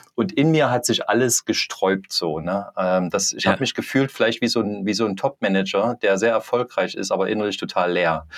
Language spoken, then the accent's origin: German; Leipzig, Saxony, Germany; ich bin aus Leipzig